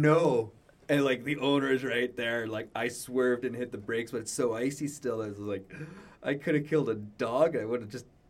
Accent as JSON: {"language": "English", "town": "Edmonton", "region": "Alberta", "country": "Canada", "said": "I'm from Edmonton"}